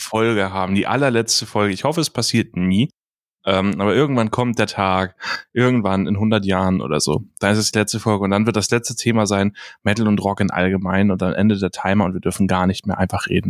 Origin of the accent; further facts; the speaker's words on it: Hamburg, Germany; Ich bin Hamburger